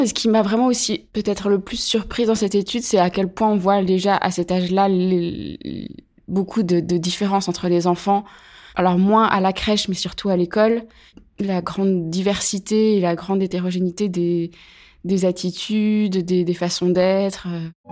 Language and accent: French; Pierre-de-Bresse, Bourgogne-Franche-Comté, France; moved away as an adult; also born or lived in Chalon-sur-Saône; now in Chambéry, France; Je suis née à Chalon-sur-Saône, en Saône-et-Loire, dans le 71. J'ai grandi dans un petit village qui s'appelle Pierre-de-Bresse